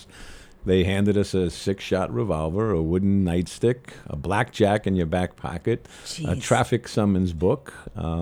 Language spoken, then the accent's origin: English; Nassau County, New York, United States; I grew up in Nassau County